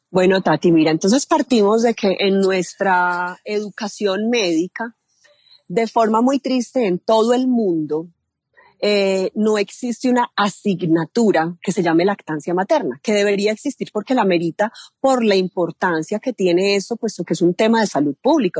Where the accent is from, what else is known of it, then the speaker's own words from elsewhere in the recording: Medellín, Antioquia, Colombia; now in Rionegro, Colombia; Yo soy nacida en la ciudad de Medellín, vivo en Río Negro, Antioquia, con mi familia.